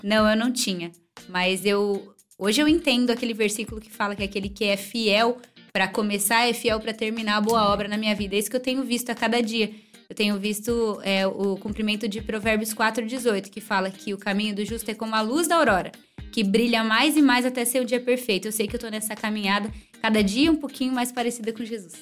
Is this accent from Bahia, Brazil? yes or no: no; Bragança Paulista, São Paulo, Brazil; E nós somos de Bragança Paulista